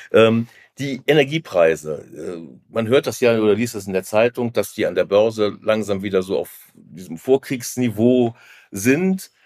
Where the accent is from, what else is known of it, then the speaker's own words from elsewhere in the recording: Rhineland, Germany; Ich bin im Rheinland geboren